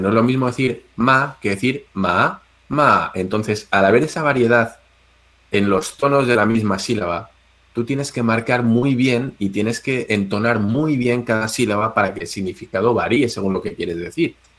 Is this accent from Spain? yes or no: yes; Spain; los españoles que somos muy parecidos a los chinos en esto